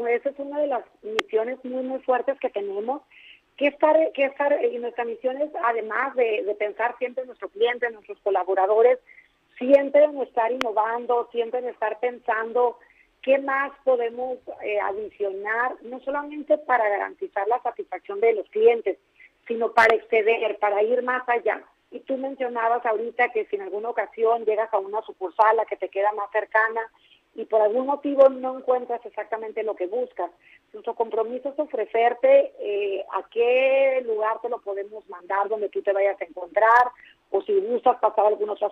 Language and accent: Spanish; Tijuana, Baja California, Mexico; born there; Nací en Tijuana, David, hace casi 60 años